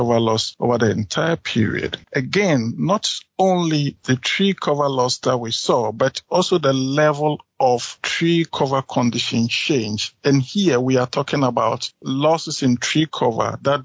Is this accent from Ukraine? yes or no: no; Ghana; moved away as an adult; now in South Dakota, United States; I am originally from Ghana.